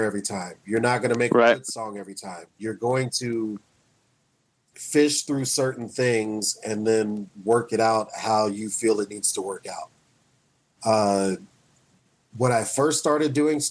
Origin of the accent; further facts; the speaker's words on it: Wichita, Kansas, United States; I was the only black kid that hung out with white kids where I grew up in Wichita